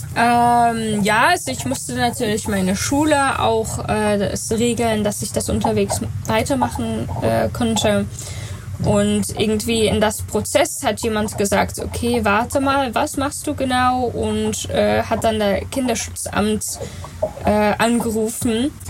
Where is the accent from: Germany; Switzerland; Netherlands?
Netherlands; German is a second language; also born or lived in New Zealand; ich bin in Neuseeland geboren, da waren meine Eltern natürlich halbwegs, weil sie sind in Holland gestartet. Ähm, und ich war vier, als wir dann äh, wieder in Holland zurückgekommen sind.